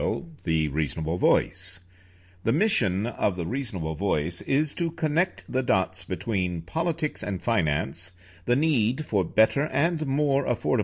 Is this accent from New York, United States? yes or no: yes; New York, United States; being a New Yorker myself